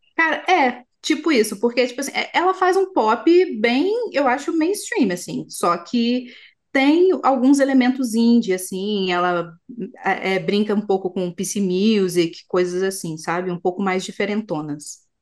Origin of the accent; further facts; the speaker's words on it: Minas Gerais, Brazil; como mineira